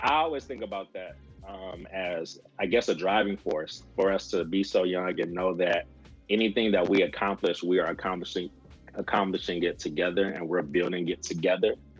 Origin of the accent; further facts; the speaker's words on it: Saginaw, Michigan, United States; moved away as an adult; also born or lived in Mississippi / New Jersey / Pennsylvania; now in Kentucky, United States; I'm originally from Saginaw, Michigan